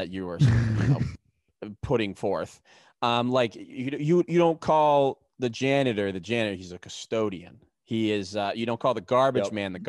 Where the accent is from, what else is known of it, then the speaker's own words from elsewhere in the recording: Massachusetts, United States; I'm from Massachusetts, and Al would have me rolling on the floor.